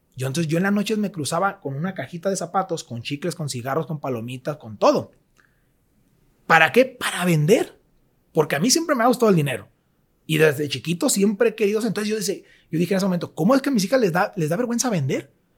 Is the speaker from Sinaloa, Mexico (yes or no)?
yes; Mazatlán, Sinaloa, Mexico; soy de Mazatlán, nací en Mazatlán, crecí en Mazatlán y vivo en Mazatlán